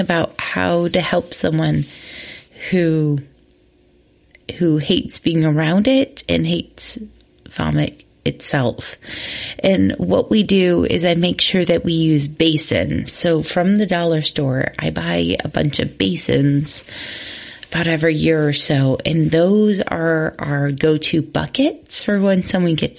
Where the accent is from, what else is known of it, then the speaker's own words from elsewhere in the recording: Midwest, United States; growing up in the Midwest